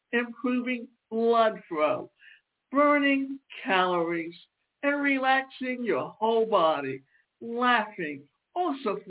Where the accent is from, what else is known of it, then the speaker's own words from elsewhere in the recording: the South, United States; I grew up in the South where it was always warm